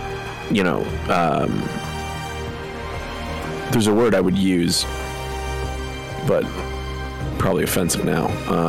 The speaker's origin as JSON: {"language": "English", "country": "Canada", "said": "We're Canadian."}